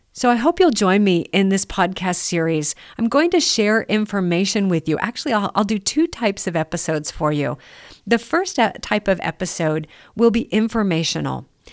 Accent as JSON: {"language": "English", "country": "United States", "said": "as an American"}